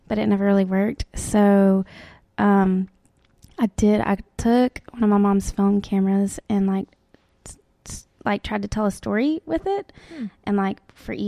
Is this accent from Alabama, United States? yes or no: yes; Tuscaloosa, Alabama, United States; now in Birmingham, United States; I am from Tuscaloosa. Mm. I live in Birmingham